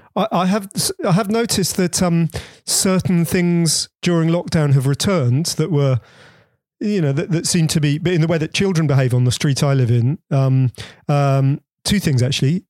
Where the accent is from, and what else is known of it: Bedford, East of England, United Kingdom; born or raised there